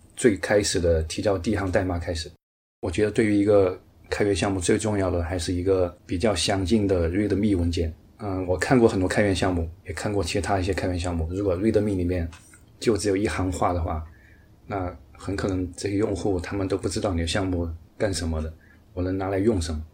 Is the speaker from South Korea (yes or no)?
no; Chengdu, Sichuan, China; moved away as an adult; now in Singapore; 我是来自四川成都的一位程序员，目前在新加坡工作